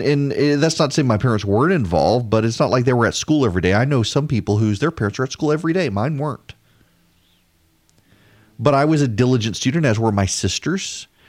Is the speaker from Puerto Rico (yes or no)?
no; Dubai, United Arab Emirates; I grew up in Dubai. Did not grow up in this country.